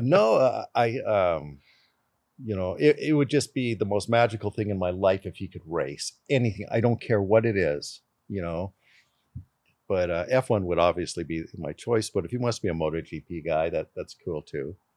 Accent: Canada; born in Canada

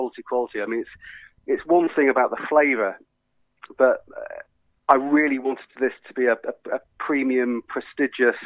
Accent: United Kingdom; we as the British

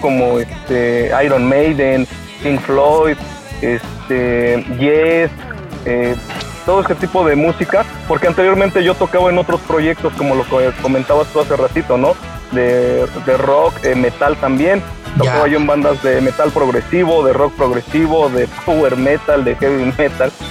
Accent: Tulancingo, Hidalgo, Mexico; de la gente de aquí de, donde somos de Tulancingo

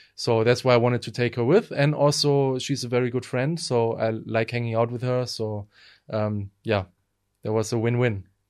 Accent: Essen, North Rhine-Westphalia, Germany; moved away as an adult; also born or lived in Berlin, Germany; now in Sofia, Bulgaria; I won uh, an award in my hometown Essen

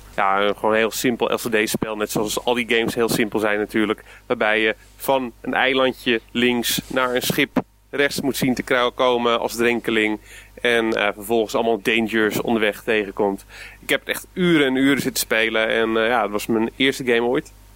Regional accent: Gouda, South Holland, Netherlands; in Gouda, waar ik vandaan kom

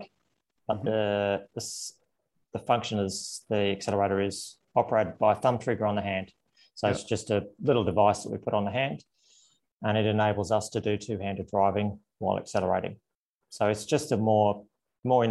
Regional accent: Canberra, Australian Capital Territory, Australia; moved away as an adult; also born or lived in Italy; Canberra was my hometown back then

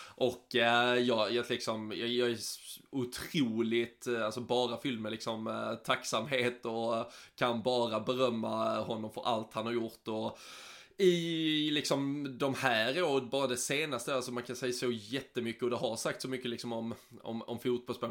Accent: Sweden; som svensk

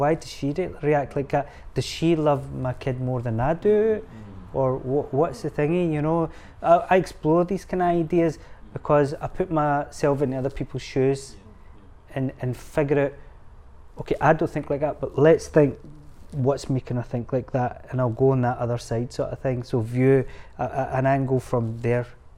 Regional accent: Scotland, United Kingdom; I see myself as Scottish. Yeah, Pakistani origin

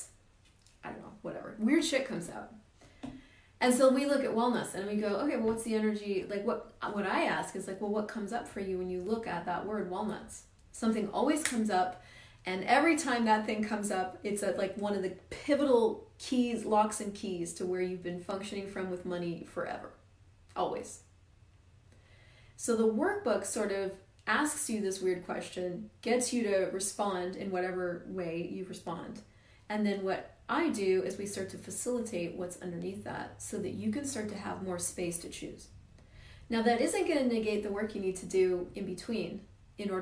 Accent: Colorado, United States; moved away as an adult; also born or lived in Missouri; now in Canada; I grew up in Missouri, right in the middle of the US, and then he got a great job in Colorado. So we moved the whole family

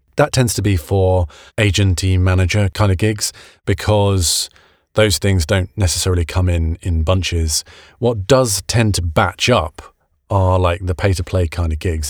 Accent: United Kingdom; now in United States; being a British guy in America

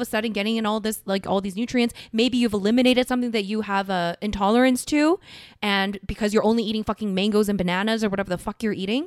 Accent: South Korea; moved away

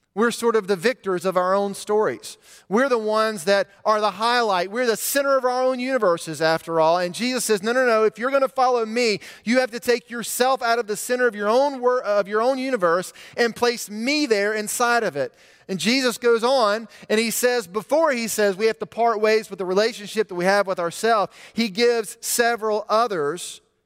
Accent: Montgomery, Alabama, United States; When I was a teenager growing up in Montgomery, I would take the same route to school

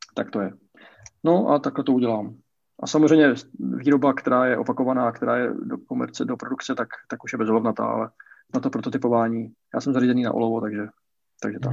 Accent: Brno, South Moravian Region, Czechia; já jsem z Brna, bydlím v Brně.

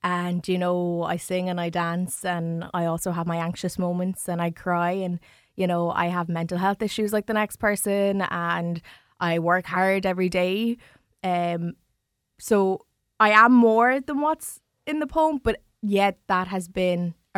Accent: New Ross, County Wexford, Ireland; Like, I grew up in New Ross and I grew up with white family and I love them all to pieces, you know.

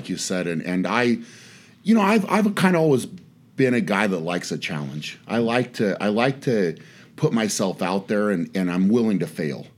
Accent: Fort Lupton, Colorado, United States; moved away; I was from Fort Leapt in Colorado

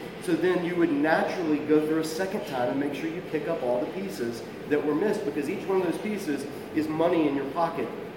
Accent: South Georgia, United States; I come from South Georgia

